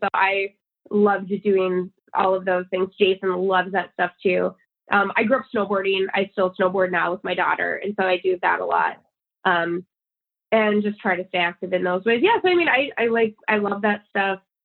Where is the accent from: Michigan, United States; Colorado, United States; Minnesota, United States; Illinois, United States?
Minnesota, United States; St. Cloud; also born or lived in New Hampshire; I grew up in. I mostly grew up in Minnesota.